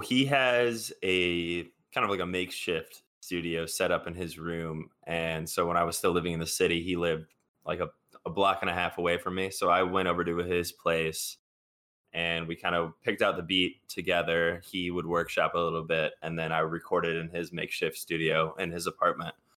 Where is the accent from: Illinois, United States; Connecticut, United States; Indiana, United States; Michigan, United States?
Illinois, United States; Chicago; I'm from Chicago